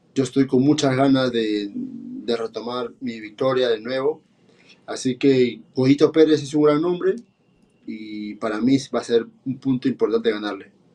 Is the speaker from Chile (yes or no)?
no; Peru; soy un peleador peruano